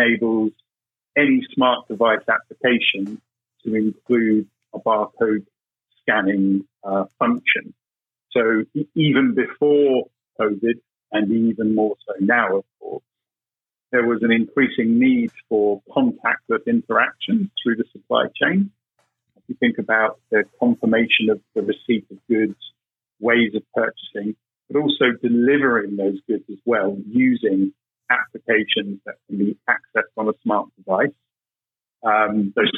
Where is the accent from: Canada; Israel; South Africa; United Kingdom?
United Kingdom; accent: British; Being British, as you can probably tell by my accent